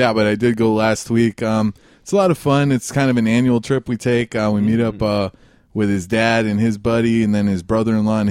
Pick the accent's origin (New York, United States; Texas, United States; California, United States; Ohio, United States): California, United States; Oxnard; I'm really from Oxnard